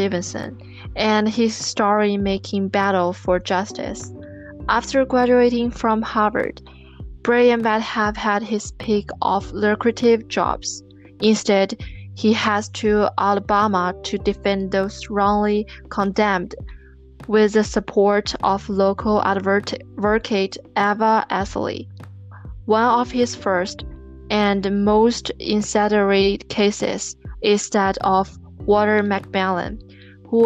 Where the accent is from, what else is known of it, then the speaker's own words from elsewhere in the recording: China; also born or lived in Etobicoke, Canada; now in Canada; I'm from China. Now I'm living in Canada